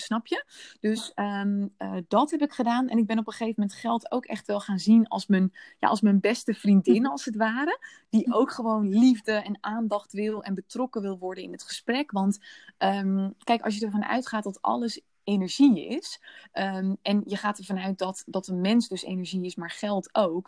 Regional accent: Netherlands; merkte ik dat ik nog heel Nederlands daarin was

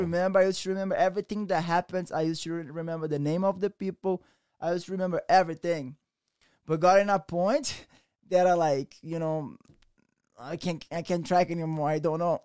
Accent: Rio de Janeiro, Brazil; English is a second language; moved away; also born or lived in Méier, Rio de Janeiro / Barra da Tijuca, Rio de Janeiro; I came from Rio de Janeiro.

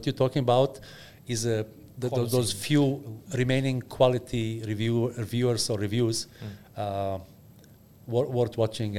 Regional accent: Bosnia & Herzegovina; English is a second language; From Bosnia.

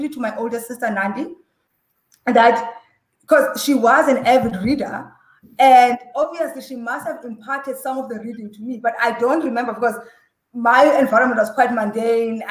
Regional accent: Butterworth, Eastern Cape, South Africa; we were growing up in Butterworth, in the Transkei and in the villages, boarding school

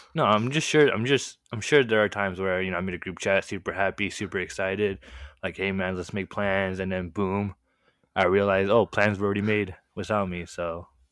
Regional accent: Marietta, California, United States; first language Korean; English is a second language; I was born and raised in a really small city

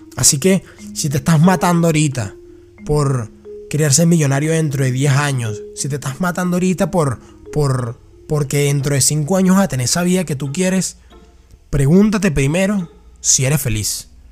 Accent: Venezuela; moved away; Yo viví en Venezuela, que me crié en Venezuela

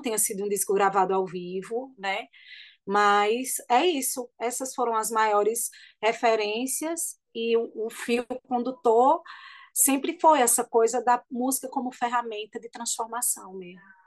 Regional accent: Bonito, Pernambuco, Brazil; now in Caruaru, Brazil; eu morava em Bonito

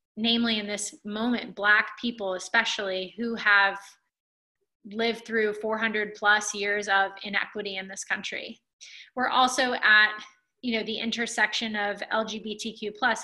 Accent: Alabama, United States; when I was a kid growing up in Alabama

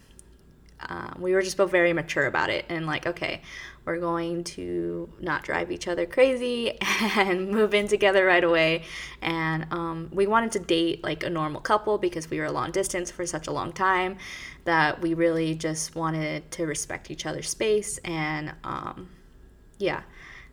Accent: California, United States; moved away as an adult; now in New York City, United States; I am from California, born and raised, and I moved here 5 years ago

